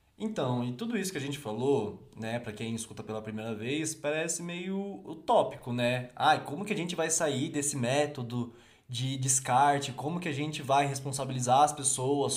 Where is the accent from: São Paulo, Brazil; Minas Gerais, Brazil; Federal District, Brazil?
São Paulo, Brazil; Brotas; Brotas, minha cidade natal